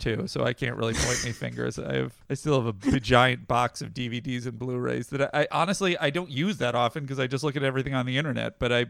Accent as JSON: {"language": "English", "town": "Manhattan", "region": "New York", "country": "United States", "tie": "born or raised there", "said": "I grew up in Manhattan, and I loved comedy, and watched old SNL, and I used to write little sketch shows with my friends."}